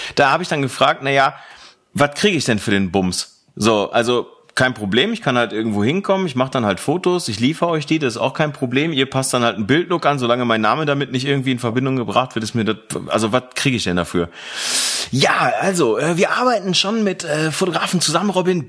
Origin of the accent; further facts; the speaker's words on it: Velbert, North Rhine-Westphalia, Germany; aus Fellbad